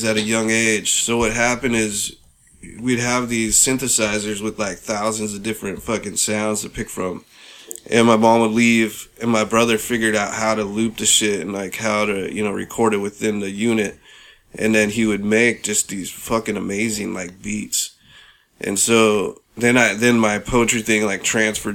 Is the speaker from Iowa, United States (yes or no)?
no; San Francisco, California, United States; also born or lived in Bronx, New York / Portland; We actually moved from New York to San Francisco when I was like 5